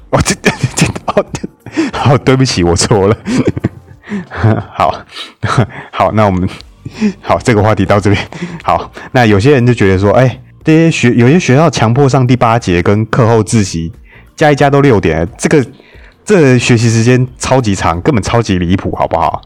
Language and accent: Chinese; Taiwan; 我们台湾这边